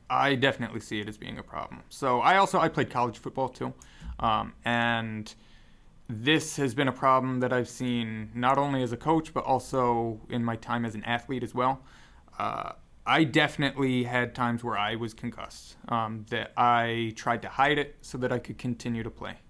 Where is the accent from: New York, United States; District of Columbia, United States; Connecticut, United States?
Connecticut, United States; Newtown; moved away; I grew up in Newtown, Connecticut